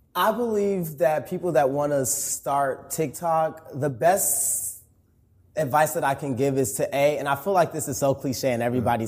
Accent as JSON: {"language": "English", "town": "Chicago", "region": "Illinois", "country": "United States", "also_born_or_lived": "Atlanta, Georgia", "moved": "as an adult", "lives_now": "Dallas, United States", "said": "I'm originally from Chicago, Illinois."}